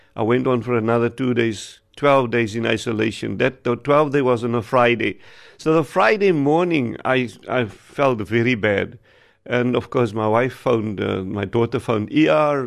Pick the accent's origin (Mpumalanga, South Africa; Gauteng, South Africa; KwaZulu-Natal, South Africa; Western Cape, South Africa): Western Cape, South Africa; Wellington; From Wellington, I'm from Wellington